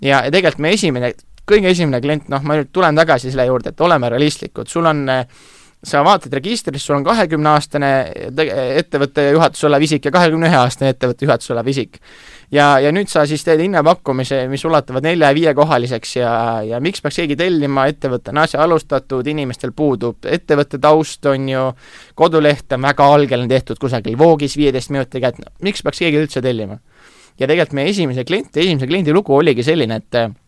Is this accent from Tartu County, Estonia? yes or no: no; Tallinn, Harju County, Estonia; mina olen lihtne Tallinna poiss, kasvanud siin ja sündinud siin